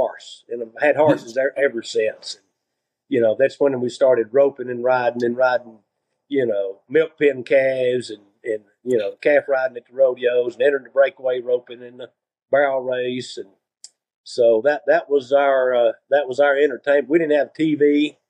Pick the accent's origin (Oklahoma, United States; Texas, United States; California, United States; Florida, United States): Texas, United States; De Leon; we grew up there in the country. We didn't have a telephone. We built our own phone line into town. That's how far out